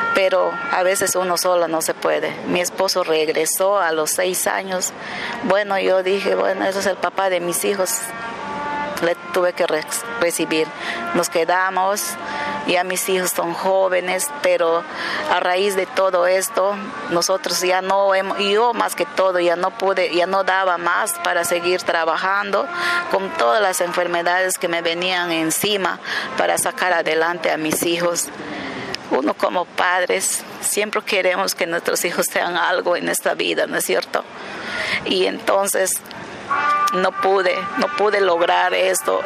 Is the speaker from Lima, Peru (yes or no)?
no; Yurimaguas, Loreto, Peru; soy de Yurimaguas, departamento de Alto Amazonas, eh, Loreto